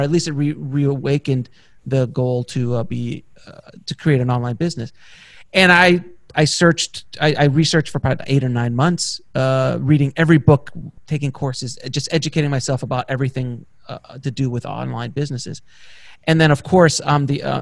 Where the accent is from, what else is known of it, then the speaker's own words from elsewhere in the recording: Miami, Florida, United States; moved away as an adult; now in Los Angeles, United States; I was from Miami and I came out